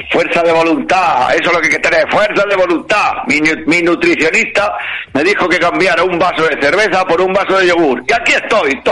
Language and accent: Spanish; Madrid, Community of Madrid, Spain; yo soy tan madrileño, ¿vale?